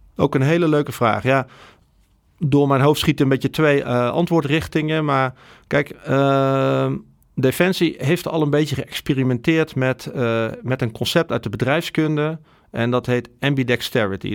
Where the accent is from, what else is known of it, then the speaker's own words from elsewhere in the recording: Netherlands; wij als Nederlanders